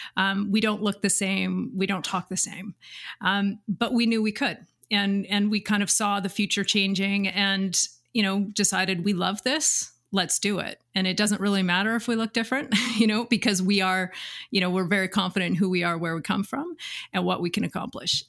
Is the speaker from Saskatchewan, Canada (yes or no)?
yes; Pense, Saskatchewan, Canada; I'm originally from Saskatchewan, and I grew up in an agricultural community